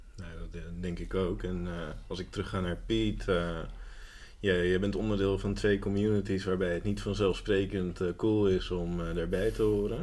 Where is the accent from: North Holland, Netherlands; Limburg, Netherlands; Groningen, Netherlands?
North Holland, Netherlands; Amsterdam; now in Almere, Netherlands; mijn geboortestad Amsterdam